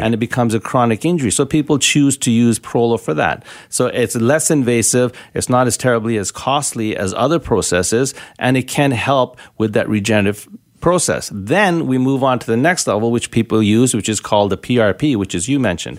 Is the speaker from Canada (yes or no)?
yes; Canada; also born or lived in Richmond, British Columbia; being Canadian and being a naturopath, uh, and practicing regenerative medicine here, so in Vancouver or in Richmond